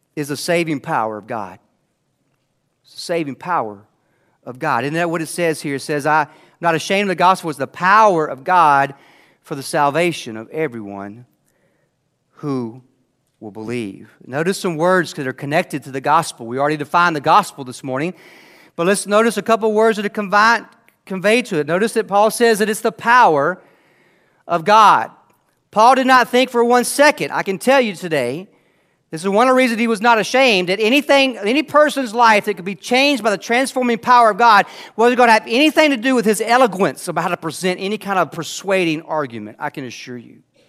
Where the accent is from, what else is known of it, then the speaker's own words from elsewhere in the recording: Anderson, United States; I grew up here in Anderson